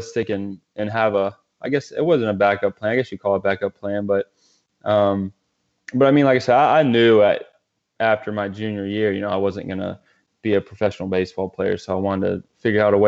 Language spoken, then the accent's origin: English; Greenville, South Carolina, United States; I grew up in Greenville, South Carolina, upstate